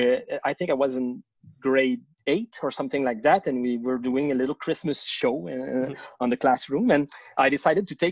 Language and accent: English; Laval, Quebec, Canada; also born or lived in Saint-Jérôme, Quebec; now in Montreal, Canada; I was born in Laval, which is a city on the north shore of Montreal, where I did my elementary school, and then we moved to Saint-Jérôme, which is up north, even like 40 kilometers up north of Montreal, where I did my high school